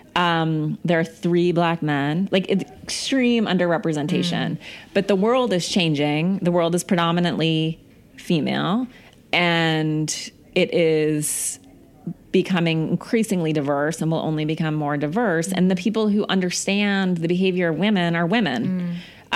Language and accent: English; Missoula, Montana, United States; moved away; I grew up in Missoula, Montana, which is like a small town